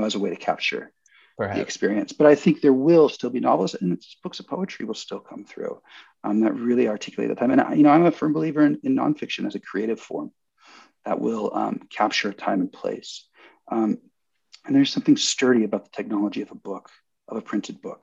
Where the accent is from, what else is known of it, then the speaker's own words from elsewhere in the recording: San Jose, California, United States; I grew up in San Jose, I grew up in Silicon Valley